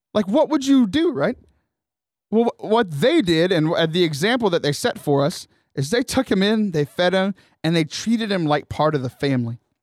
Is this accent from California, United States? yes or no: no; Houston, Texas, United States; also born or lived in Corpus Christi / Bryan College Station; I grew up in the Houston area.